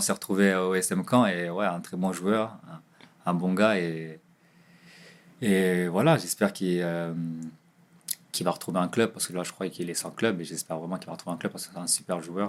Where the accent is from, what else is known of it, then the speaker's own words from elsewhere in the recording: Nantes, Pays de la Loire, France; now in Ajaccio, France; je venais du quartier de Dervalière, quartier des Dervalières